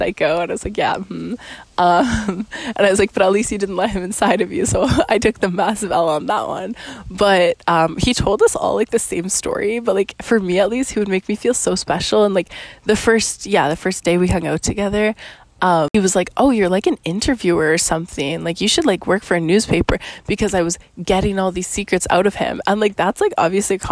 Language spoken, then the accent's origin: English; Canada; also born or lived in Costa Rica; I'm Canadian, actually